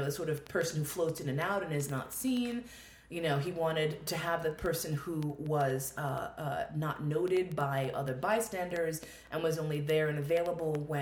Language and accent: English; New York, United States; I'm a New Yorker